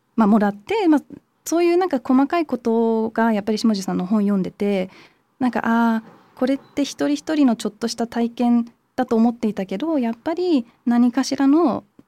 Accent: London, United Kingdom; moved away; 日本とドイツのハーフでイギリスで育って、まあ、イギリスの中でもロンドンだったんで

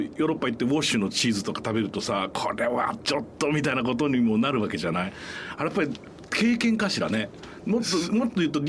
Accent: Osaka, Japan; 僕あの大阪生まれであの母方が琵琶湖のあたりなんで

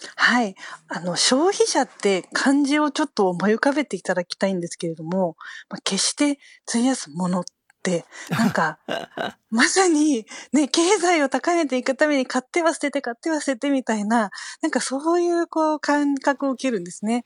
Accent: Chiba, Japan; also born or lived in Tokyo; 私自身、え東京で生まれて千葉の、え新興住宅地で育ちました

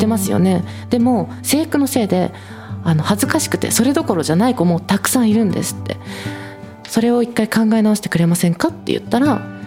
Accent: Oki Islands, Shimane, Japan; 私島根県の沖ノ島諸島っていうちっちゃい島出身なんです

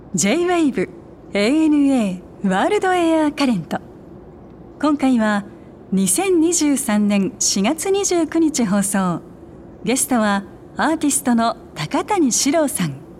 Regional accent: Nara, Japan; moved away as an adult; also born or lived in Kyoto; 僕は奈良で育った

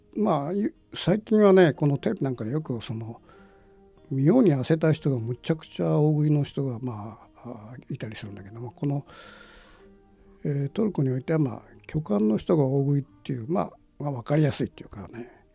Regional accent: Japan; 「お前どこから来たか」みたいなことで「ジャパニー」って言った

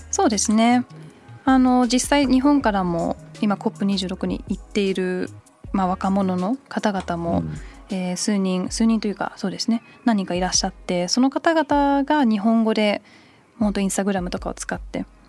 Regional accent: United Kingdom; 小1ぐらいの時にイギリスに移って

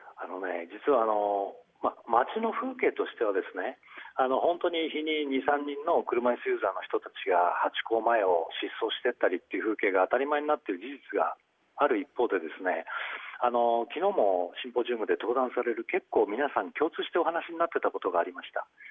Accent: Kawasaki, Kanagawa, Japan; 私の地元の川崎

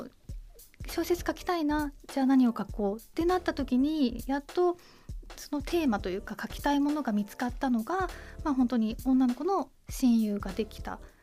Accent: Toyama, Japan; moved away; 自分が富山県っていう地方都市に生まれ育った

